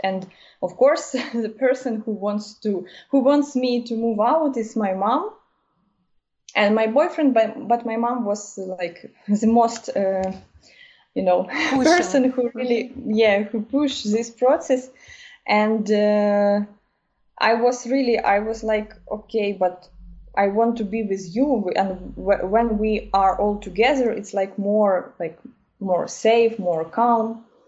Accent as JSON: {"language": "English", "region": "Kyiv", "country": "Ukraine", "second_language": "English", "moved": "as an adult", "lives_now": "Germany", "said": "I'm from Kiev"}